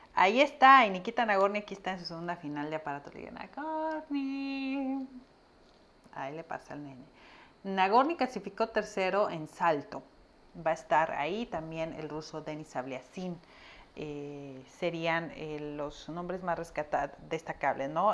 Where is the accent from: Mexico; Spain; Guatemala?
Mexico; acá en México